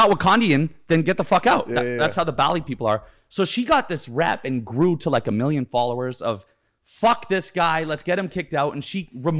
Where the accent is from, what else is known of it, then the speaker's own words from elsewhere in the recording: Canada; I'm Canadian.